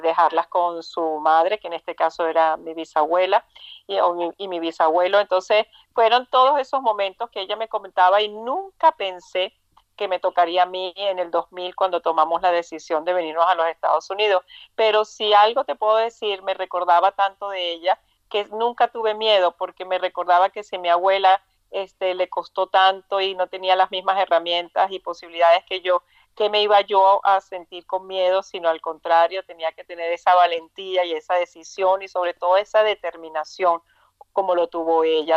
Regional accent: Trujillo, Venezuela; moved away as an adult; now in United States; de Trujillo, Venezuela

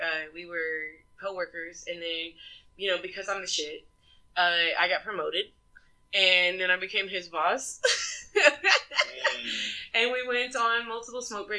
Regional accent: Dallas, Texas, United States; I was born in Dallas, raised in Dallas.

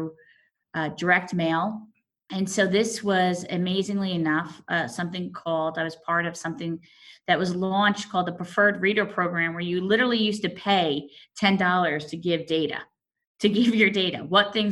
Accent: South Orange, New Jersey, United States; I grew up here in New Jersey, South Orange

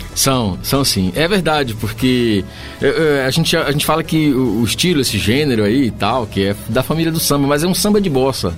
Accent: Gandu, Bahia, Brazil; moved away; also born or lived in São Paulo; eu nasci lá no sul da Bahia, lá na Mata

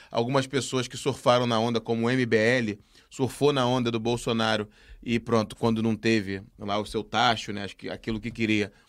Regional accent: Brazil; now in Portugal; E eu posso dizer aqui, como brasileiro, que eu discordo

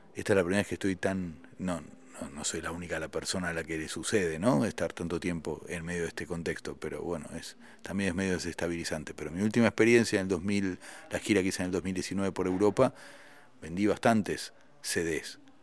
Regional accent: Argentina; moved away as an adult; also born or lived in France; siendo un solista argentino

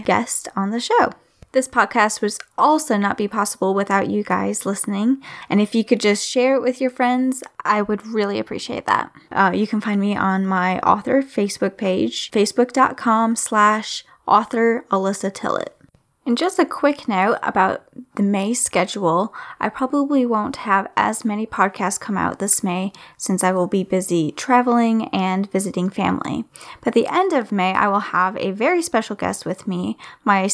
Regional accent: Michigan, United States; was based in my home state of Michigan

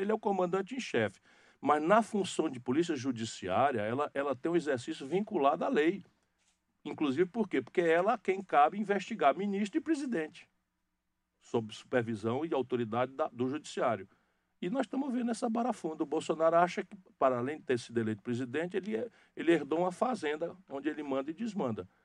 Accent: Northeast Region, Brazil; esse estilo de falar o que pensa, de ser direto, de ser claro, que é muito da característica nossa do Nordeste

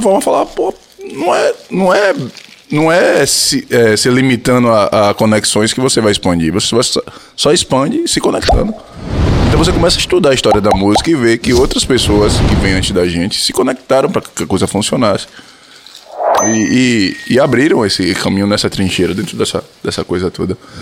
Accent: Feira de Santana, Bahia, Brazil; also born or lived in Salvador; Eu, eu nasci em Feira, mas morei em Salvador durante, durante um período

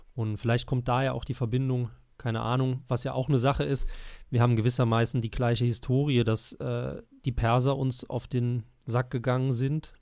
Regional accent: Germany; als Deutscher

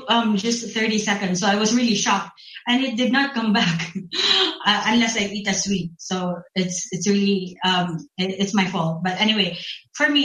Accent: Philippines; I'm from the Philippines

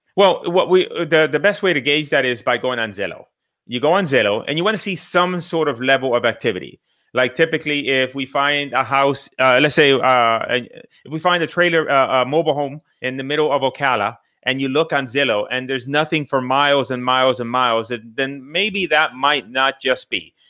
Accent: Puerto Rico; moved away; also born or lived in Bridgeport, Connecticut / Miami; I grew up in the island of Puerto Rico. I went to Connecticut. I grew up in Connecticut, Bridgeport, Connecticut.

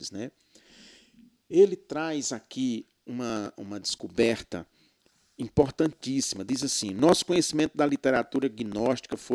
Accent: Brazil; lá na minha região do Seridó.

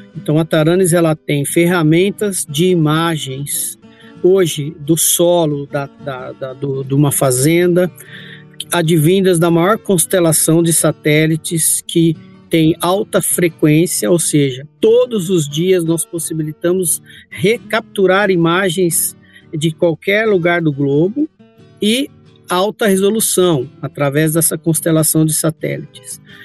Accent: Campinas, São Paulo, Brazil; Eu sou natural de Campinas, aqui em São Paulo

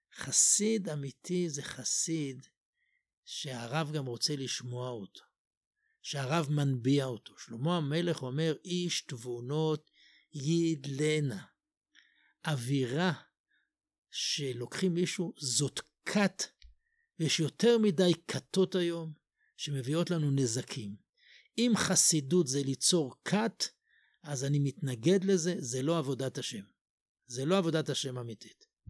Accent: Jerusalem, Jerusalem District, Israel; אני גדלתי במקום ש- בתפילות לא ניגנו שום ניגון

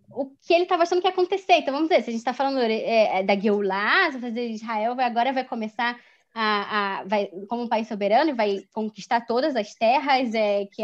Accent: Germany; Se eu me defino se eu que sou judia hum, me diz, eu preciso de certa forma me, me, dizer não, eu sou alemã.

